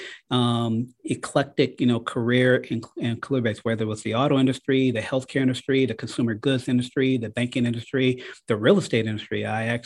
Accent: Detroit, Michigan, United States; moved away as an adult; now in Cleveland, United States; I'm a native from Detroit, Michigan. That's where I went to high school

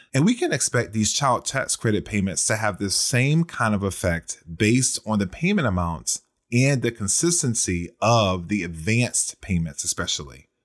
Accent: Virginia, United States; my home state of Virginia

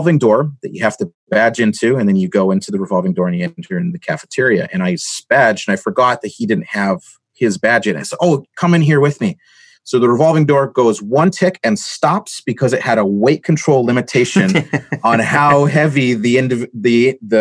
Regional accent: Canada; being a Canadian on site in the U.S.

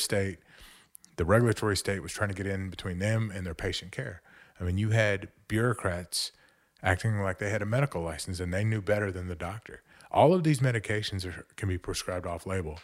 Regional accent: Montgomery County, Texas, United States; also born or lived in New Orleans; I grew up right here in Montgomery County

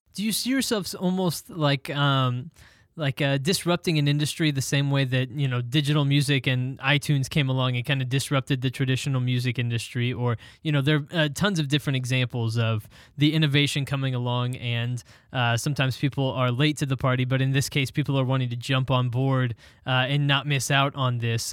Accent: Texas, United States; I was born and raised in Texas

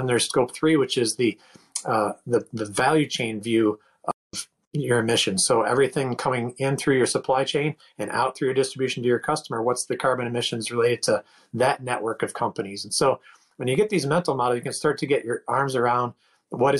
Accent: Northeast of the United States, United States; moved away as an adult; also born or lived in Pittsburgh, Pennsylvania / Washington, D.C. / Seattle area; I grew up in the Northeast of the United States.

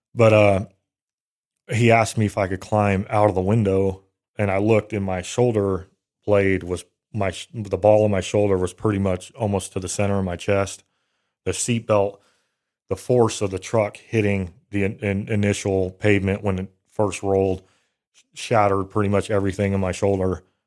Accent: Bay Area, California, United States; I grew up in the Bay Area, California

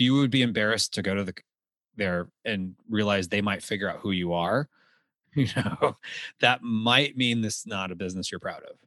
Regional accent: Texas, United States; moved away; I grew up in Texas

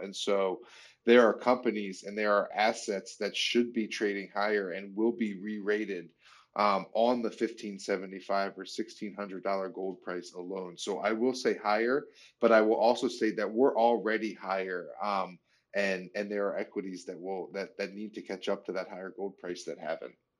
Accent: United States; as an American citizen

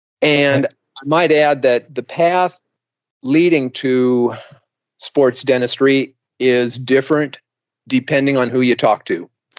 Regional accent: Torrance, California, United States; also born or lived in San Diego; the practice was located in Torrance, California, which ended up being about 4 miles away from where I grew up. So how nice that was. So I moved back to Torrance from San Diego

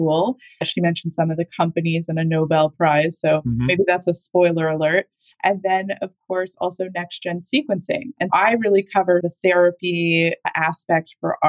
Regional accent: Canada; I am Canadian also

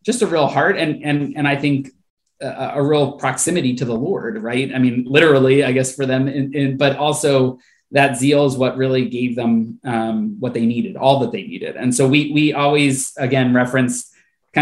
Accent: Philadelphia, Pennsylvania, United States; born and raised in the Philadelphia area. So talking to you just right outside of the city, about 30 minutes west.

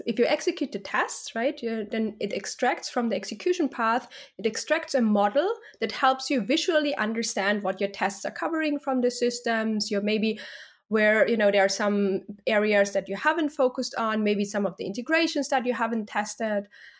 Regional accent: Austria; moved away; Yeah, well, so I'm originally from Austria, and then I lived in London for some time. Then I moved to the Netherlands.

